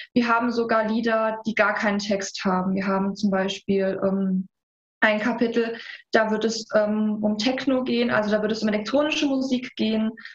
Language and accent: German; Saarland, Germany; wir sind beide Saarländer.